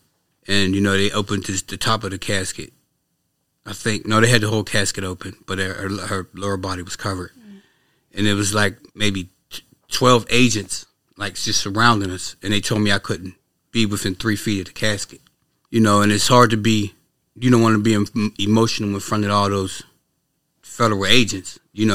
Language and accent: English; Pittsburgh, Pennsylvania, United States; Pittsburgh, PA, yeah.